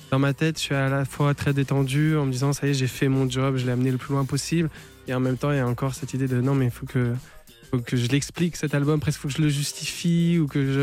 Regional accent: Paris, Île-de-France, France; born there; also born or lived in Los Angeles / Vienna / Berlin; J'ai beaucoup vécu à l'étranger à Los Angeles, à, Vienne et aussi à Berlin. Euh, mais je suis né à Paris.

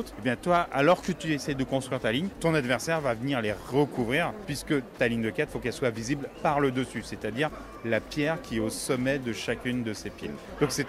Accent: Saint-Jean-de-Vieux, Auvergne-Rhône-Alpes, France; Je viens de Saint-Jean-de-Vieux, dans le 01. Dans le 01, dans l'Ain.

